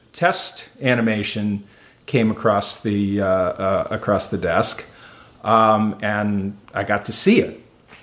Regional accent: New Jersey, United States; moved away as an adult; also born or lived in Evanston, Illinois; now in Los Angeles, United States; I grew up in New Jersey

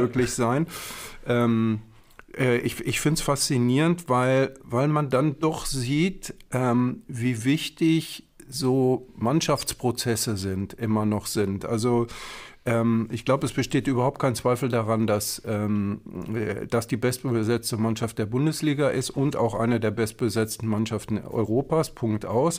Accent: Herne, North Rhine-Westphalia, Germany; Ich komme ja aus Herne ja. Ähm, und bin als, äh, als Kind und als Jugendlicher äh, immer zu Westfalia hingegangen

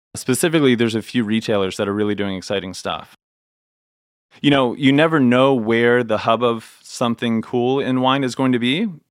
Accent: Ohio, United States; also born or lived in California / New York; now in North Carolina, United States; I grew up in Ohio

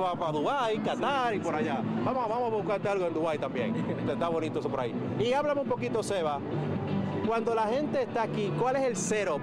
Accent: Dominican Republic; moved away; mi natal República Dominicana

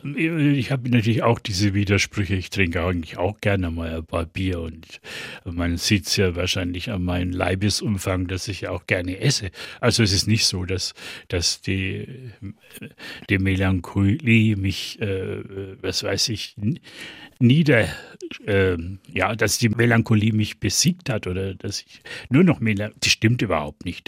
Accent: East Franconia, Bavaria, Germany; accent: East Franconian; mein Fränkisch, mein Ostfränkisch, um es philologisch korrekt zu bezeichnen, das ist ja sehr stark nordbayerisch geprägt

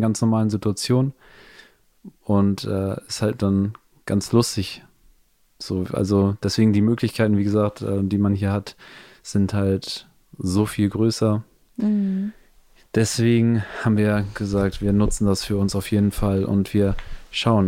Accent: Hamburg, Germany; moved away as an adult; now in Los Angeles, United States; wir sind ja aus Hamburg, das ist Norddeutschland

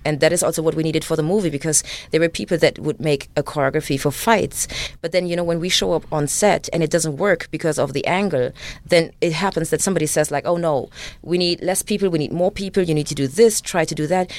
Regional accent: Germany; English is a second language; moved away; also born or lived in Uganda; me being raised in Germany

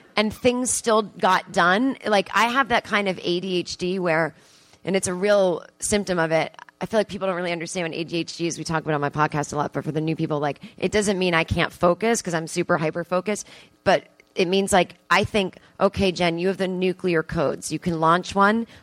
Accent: East Coast, United States; now in Los Angeles, United States; I'm from the East Coast

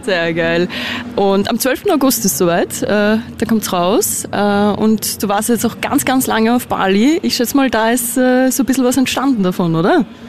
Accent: Austria; sind wir Österreicher

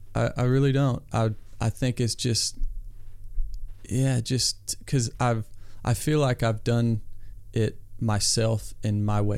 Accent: Iowa, United States; I grew up in Iowa

